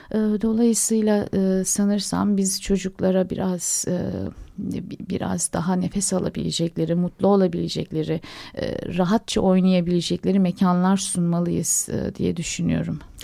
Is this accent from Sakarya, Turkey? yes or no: yes; Adapazarı, Sakarya, Turkey; Adapazarı'nda doğdum, büyüdüm ben.